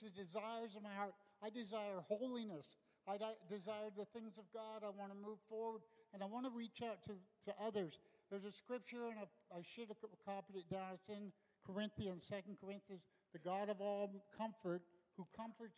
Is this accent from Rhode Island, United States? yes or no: no; Los Angeles, California, United States; I grew up in Los Angeles in the 60s.